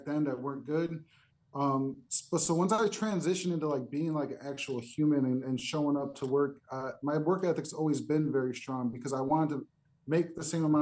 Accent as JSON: {"language": "English", "town": "Chicago", "region": "Illinois", "country": "United States", "tie": "born or raised there", "said": "I grew up in a little bit of a rough neighborhood in Chicago"}